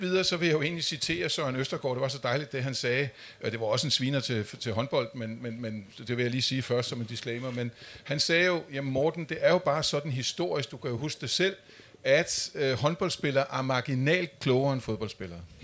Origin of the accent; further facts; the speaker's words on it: Amager, Capital Region of Denmark, Denmark; Jeg kommer selv fra Amager